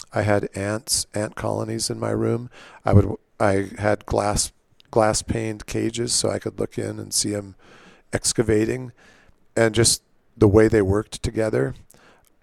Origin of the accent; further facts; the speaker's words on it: Southern California, United States; also born or lived in Nebraska; now in Palisade, United States; we moved to Southern California.